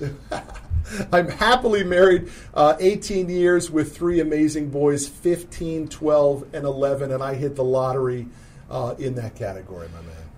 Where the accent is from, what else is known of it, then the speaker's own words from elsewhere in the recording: Connecticut, United States; now in Dallas, United States; I grew up in Connecticut